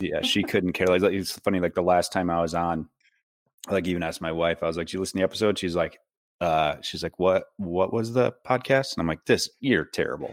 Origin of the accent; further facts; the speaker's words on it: Cadillac, Michigan, United States; moved away; I'm originally from Cadillac